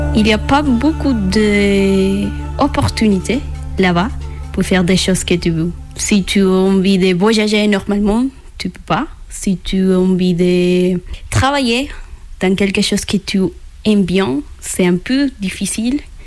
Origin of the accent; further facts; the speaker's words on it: Venezuela; French is a second language; moved away as an adult; also born or lived in Colombia; now in France; je viens de Venezuela et j'ai 24 ans.